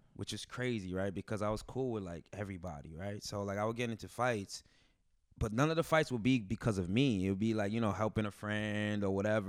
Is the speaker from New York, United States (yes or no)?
yes; Elmont, New York, United States; also born or lived in Brooklyn, New York; I grew up in Long Island, Elmont